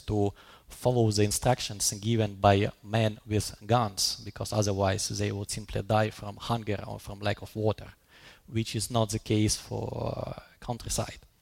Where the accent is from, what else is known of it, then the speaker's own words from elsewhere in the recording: Kharkiv, Kharkiv Oblast, Ukraine; first language Russian; English is a second language; moved away as an adult; now in Oslo, Norway; my mother language is Russian because I was born in Kharkiv, second biggest city in Ukraine